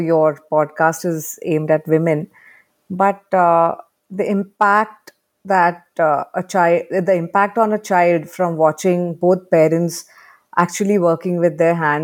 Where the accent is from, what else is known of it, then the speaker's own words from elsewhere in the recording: Mumbai, Maharashtra, India; my generation growing up in Bombay, I didn't have access to any garden or anything